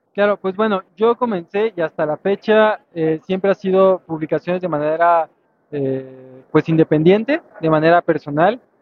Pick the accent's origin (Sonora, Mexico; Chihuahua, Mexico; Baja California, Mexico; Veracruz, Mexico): Veracruz, Mexico; moved away; also born or lived in Mexico City; yo soy originario de Veracruz, pero después me mudé a Ciudad de México